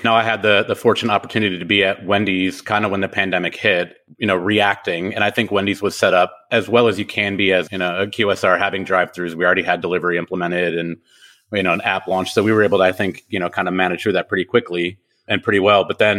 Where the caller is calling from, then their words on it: Franklin, Tennessee, United States; I am in Franklin, Tennessee, so just about 15, 20 minutes south of Nashville.